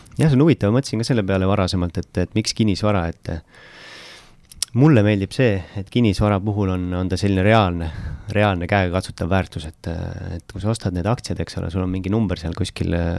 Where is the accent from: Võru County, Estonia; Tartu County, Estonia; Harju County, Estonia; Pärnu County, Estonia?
Pärnu County, Estonia; Pärnu; ma olen Pärnust